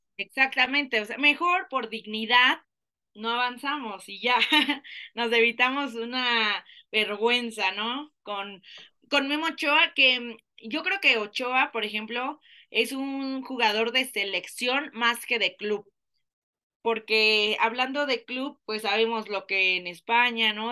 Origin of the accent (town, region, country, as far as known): Mexico